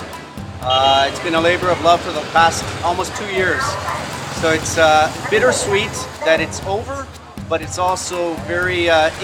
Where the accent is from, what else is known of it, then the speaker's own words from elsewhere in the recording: Ho Chi Minh City, Vietnam; here we are in my hometown